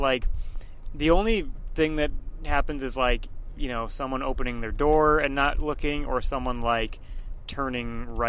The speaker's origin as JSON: {"language": "English", "town": "Boston", "region": "Massachusetts", "country": "United States", "tie": "born or raised there", "said": "I grew up in Boston, but then I moved to a suburb of Boston"}